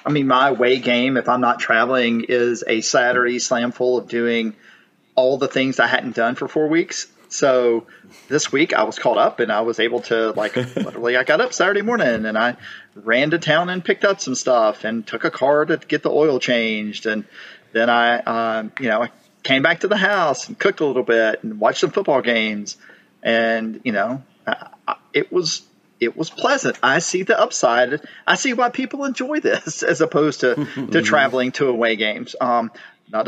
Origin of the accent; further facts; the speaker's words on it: Pierce County, Southeast Georgia, United States; I'm from Southeast Georgia. Of course, I'm out from Pierce County.